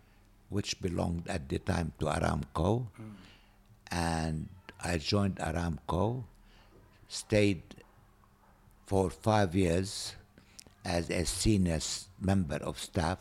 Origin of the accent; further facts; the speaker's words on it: Nazareth, Northern District, Israel; moved away as an adult; also born or lived in Irbid, Jordan / Jerusalem / Edinburgh; now in Amman, Jordan; I come from Nazareth. I've been living in Amman for the past 50 years.